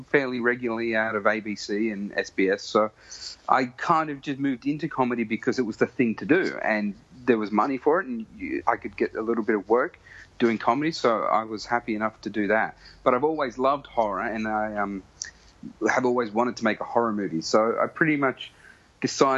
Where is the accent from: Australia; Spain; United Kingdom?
Australia; Sydney, New South Wales; I grew up in Western Sydney